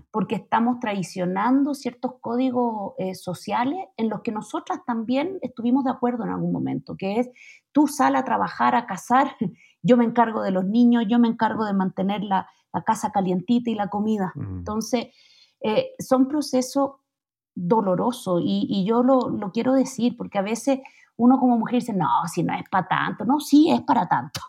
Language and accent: Spanish; Chile; moved away as an adult; now in Mexico City, Mexico; yo cuando me vine de Chile a México